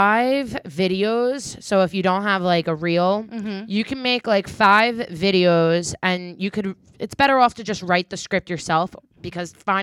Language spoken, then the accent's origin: English; New Jersey, United States; I'm born and raised in Jersey. And I just, I'm originally from the North